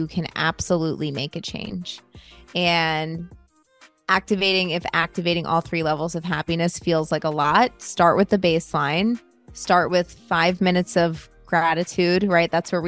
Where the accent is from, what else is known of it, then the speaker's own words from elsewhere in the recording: United States; Being an American is extremely individualistic, and we only care about ourselves.